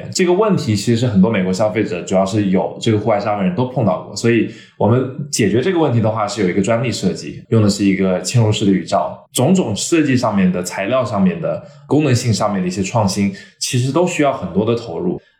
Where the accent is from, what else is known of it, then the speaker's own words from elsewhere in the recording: China; born there; 但是我们因为我自己的华人背景，我在中国出生嘛，供应链完全是在中国